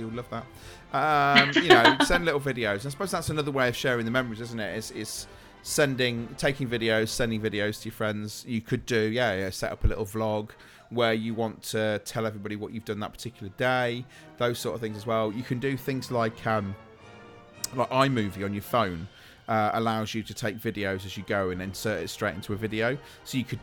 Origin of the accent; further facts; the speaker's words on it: England, United Kingdom; we're English